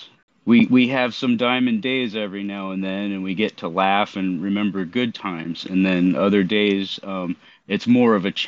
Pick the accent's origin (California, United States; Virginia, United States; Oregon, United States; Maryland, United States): Oregon, United States; Portland; also born or lived in Southeast Alaska; now in Alaska, United States; I'm currently living in Southeast Alaska, and I grew up in Oregon, Southeast Portland, to be specific